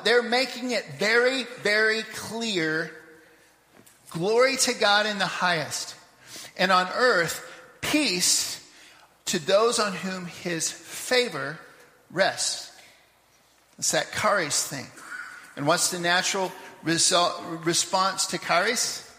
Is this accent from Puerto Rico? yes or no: no; Papua New Guinea; moved away; But I had this one when I was growing up in Papua New Guinea, like 40 years ago.